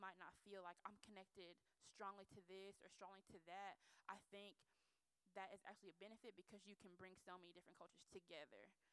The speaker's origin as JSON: {"language": "English", "country": "United States", "tie": "born or raised there", "said": "being Nigerian American"}